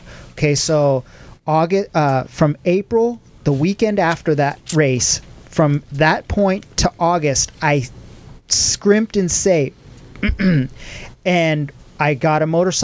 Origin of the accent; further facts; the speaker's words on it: Santa Cruz, California, United States; born and raised in Santa Cruz, back then, Santa Cruz was a small town.